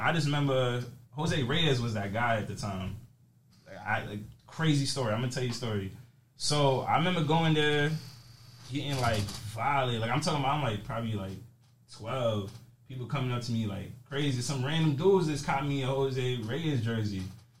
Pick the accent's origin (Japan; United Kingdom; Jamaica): Jamaica; So I'm Jamaican, you feel me? My family, like, I'm born in Jamaica.